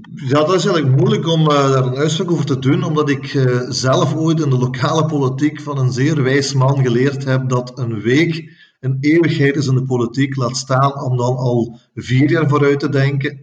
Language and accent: Dutch; Herk-de-Stad, Flanders, Belgium; Ik voel me Herkenaar, ik voel me Limburger, ik voel me Vlaming, ik voel me Belg en ik voel me zelfs Europeaan.